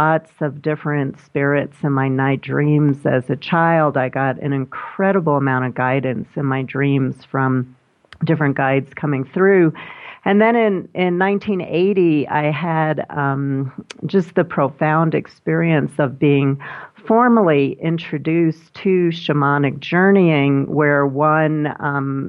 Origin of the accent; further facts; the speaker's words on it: New York City, New York, United States; when I was a little kid growing up in Brooklyn